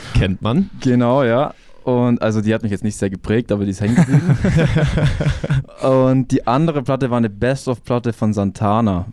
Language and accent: German; Ingolstadt, Bavaria, Germany; ich bin aufgewachsen in Etting. Also kennt man ja Etting mhm. direkt hinter der Audi